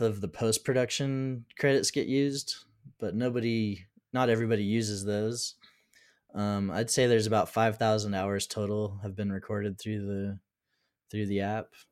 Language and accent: English; United States; I'm from the United States